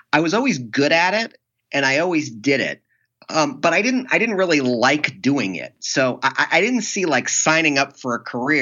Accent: Ann Arbor, Michigan, United States; I am originally from Ann Arbor, Michigan. I grew up in the shadow of the University of Michigan

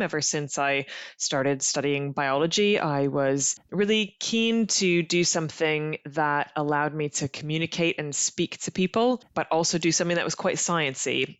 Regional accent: Canada; accent: North American; now in United Kingdom; my accent is from the, your side of the pond, uh, because I'm from Canada originally

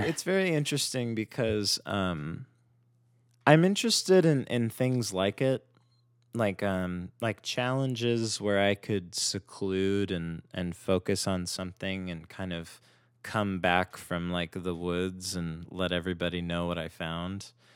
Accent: Simi Valley, California, United States; also born or lived in Northridge, Los Angeles; now in Los Angeles, United States; I grew up in Simi Valley, which is where I met Mark, and then I went to school in Northridge

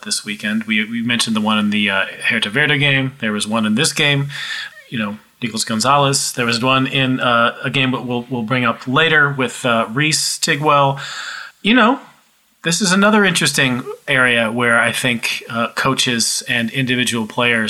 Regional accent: United States; as an American

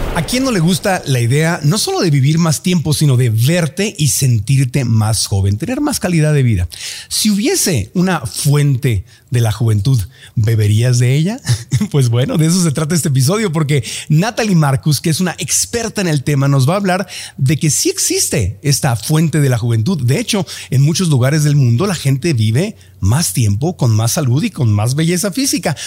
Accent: Mexico; now in United States; llevo tantos años viviendo en Estados Unidos, al principio como mexicano

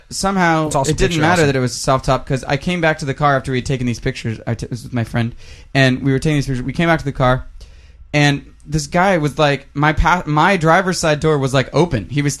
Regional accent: Texas, United States; It's part of our culture here. See, I'm from Texas, and 2 years ago, I was back home at this very location

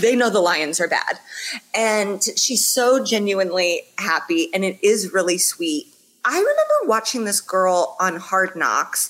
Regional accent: Indianapolis, Indiana, United States; I'm from Indy

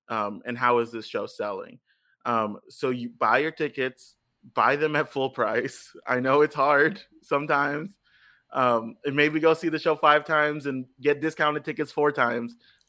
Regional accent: Texas, United States; But I was a kid from South Texas that had no concept of what Washington Heights was.

